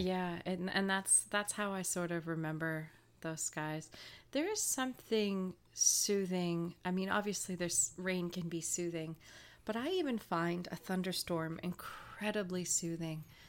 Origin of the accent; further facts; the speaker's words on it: Woodstock, New Brunswick, Canada; my hometown in Woodstock, New Brunswick